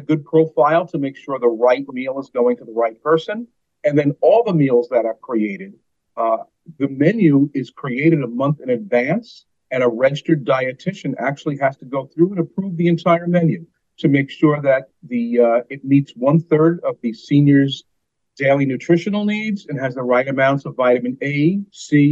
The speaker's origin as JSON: {"language": "English", "town": "New York City", "region": "New York", "country": "United States", "moved": "as an adult", "lives_now": "Vermont, United States", "said": "I'm from the New York City metro area originally"}